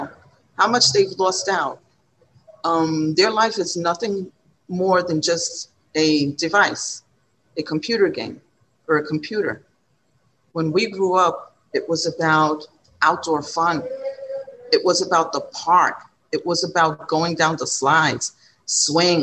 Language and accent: English; New York, United States; I was born and raised here on the Lower East Side